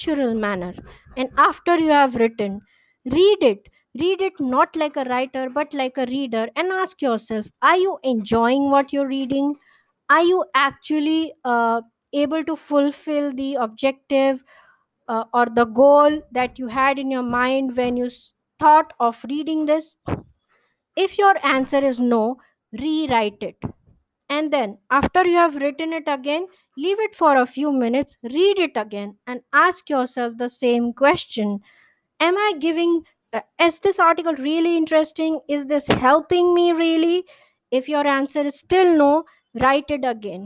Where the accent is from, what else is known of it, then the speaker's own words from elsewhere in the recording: India; I'm an Indian writer